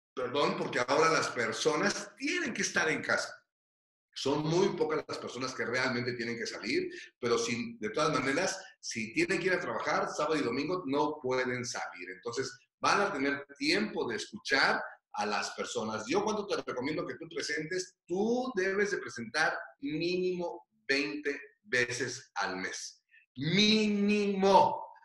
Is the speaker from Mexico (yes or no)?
yes; Michoacán, Mexico; moved away; also born or lived in Mexico City; yo no vine huyendo de Michoacán